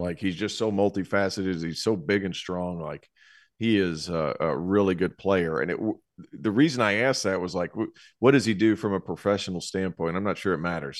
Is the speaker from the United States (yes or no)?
yes; Tennessee, United States; grew up in Tennessee